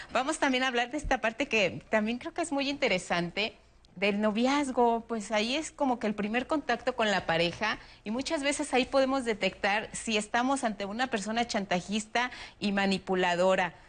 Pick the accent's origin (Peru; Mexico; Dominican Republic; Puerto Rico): Mexico